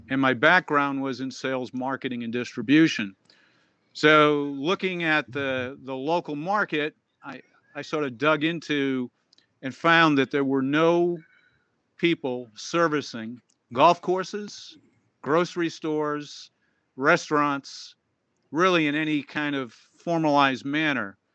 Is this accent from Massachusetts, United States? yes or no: yes; Boston, Massachusetts, United States; now in Scottsdale, United States; I grew up in Boston